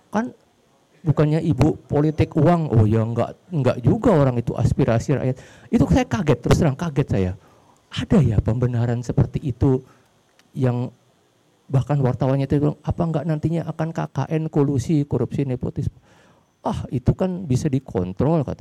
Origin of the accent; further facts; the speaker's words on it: Jakarta, Indonesia; Saya pun yang kebetulan orang tua saya sih dari daerah, tapi saya pun yang udah dari kecil di Jakarta itu kadang masih kaget loh kalau ke, nah, ke gedung Sumit Mas atau kemana BNI kota